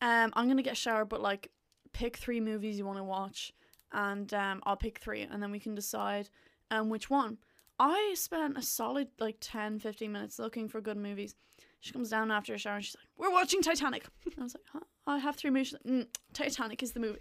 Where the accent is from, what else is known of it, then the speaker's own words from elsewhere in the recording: Gorey, Ireland; moved away as an adult; lived in my hometown